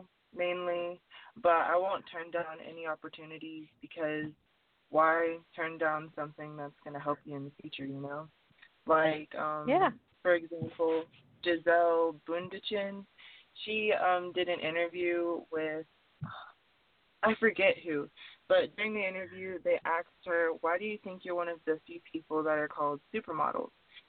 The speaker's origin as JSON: {"language": "English", "town": "Detroit", "region": "Michigan", "country": "United States", "tie": "born there", "also_born_or_lived": "North Carolina / West Virginia", "moved": "yes", "lives_now": "Tennessee, United States", "said": "Well, I was originally born in Detroit, Michigan, but I moved from Detroit to Tennessee, and then I went to North Carolina, West Virginia, and now I'm back in Tennessee. I've moved a lot"}